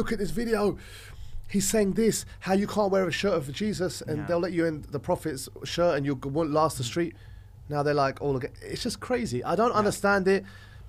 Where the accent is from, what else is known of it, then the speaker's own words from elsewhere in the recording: London, United Kingdom; I'm an Orthodox Christian. I'm from Texas. I'm from London.